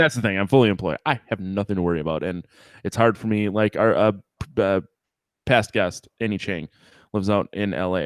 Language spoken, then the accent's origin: English; United States; 'cause I'm American